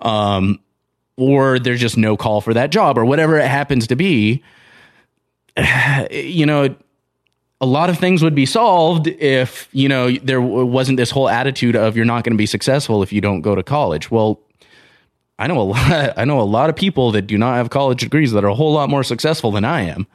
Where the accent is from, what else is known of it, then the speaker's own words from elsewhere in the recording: Southern California, United States; now in Montana, United States; I grew up in Southern California